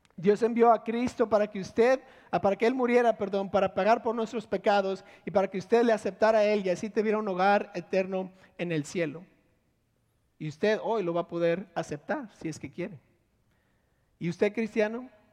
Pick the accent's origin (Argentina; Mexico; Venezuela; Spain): Mexico; Monterrey, Nuevo León; born or raised there; also born or lived in Villahermosa, Tabasco, Mexico